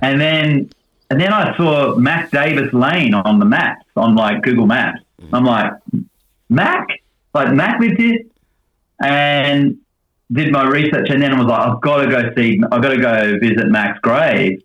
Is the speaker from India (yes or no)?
no; Australia; now in Nashville, United States; being an Aussie